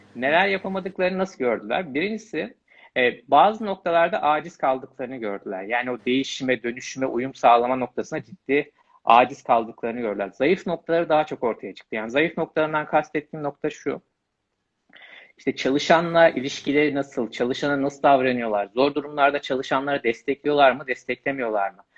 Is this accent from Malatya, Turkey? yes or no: yes; Malatya, Turkey; moved away as an adult; also born or lived in Istanbul; Malatya doğumluyum. Lise öğrenimini tamamlayana kadar Malatya